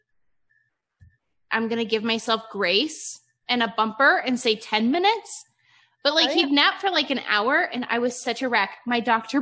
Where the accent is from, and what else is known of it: Ohio, United States; born or raised there; moved away as an adult; now in Nevada, United States